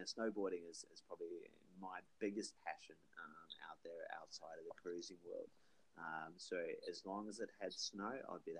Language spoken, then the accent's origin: English; New Zealand; also born or lived in Australia; It's the original base from being New Zealand, being in Australia for a while, but traveling all over the world for a while there as well.